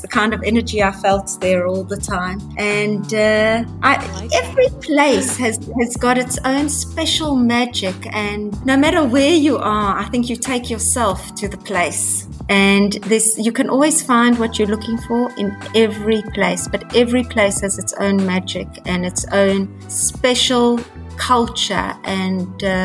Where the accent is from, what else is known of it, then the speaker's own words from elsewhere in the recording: South Africa; also born or lived in Hong Kong; now in Israel; I'm originally from South Africa. I grew up in South Africa. I've been living in Israel for many, many years